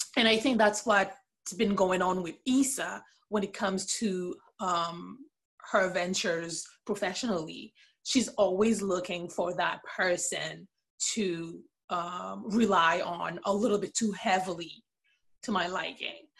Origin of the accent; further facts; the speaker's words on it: Port-au-Prince, Ouest, Haiti; moved away as an adult; now in Canada; I was born and raised in Port au Prince, Haiti. I currently live in Canada.